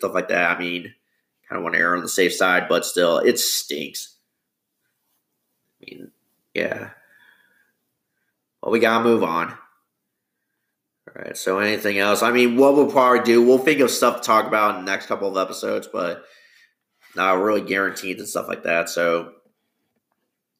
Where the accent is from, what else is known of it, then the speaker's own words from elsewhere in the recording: Bloomington, Illinois, United States; It's my hometown, Bloomington Normal